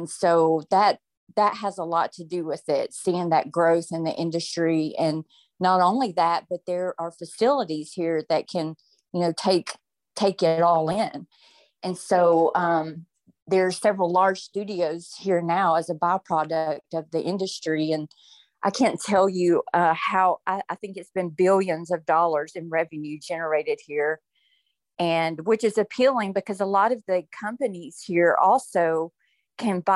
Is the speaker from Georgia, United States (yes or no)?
yes; Atlanta, Georgia, United States; I am born and bred in Atlanta, which is super rare these days